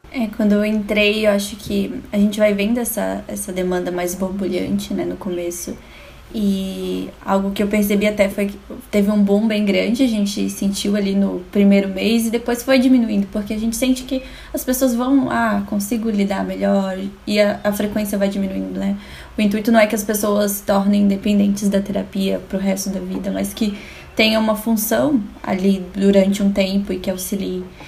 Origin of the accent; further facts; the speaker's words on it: Florianópolis, Santa Catarina, Brazil; sou de Floripa, sou do Brasil aqui